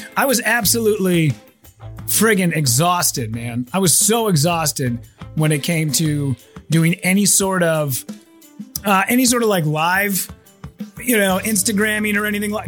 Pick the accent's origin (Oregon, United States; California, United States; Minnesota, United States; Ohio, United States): Minnesota, United States; Minneapolis; I'm from Minneapolis